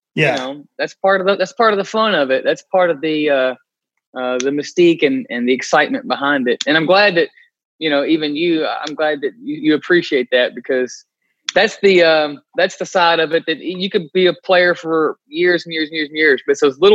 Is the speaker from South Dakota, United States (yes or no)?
no; Glasgow, Kentucky, United States; I was growing up in Glasgow, 15 minutes away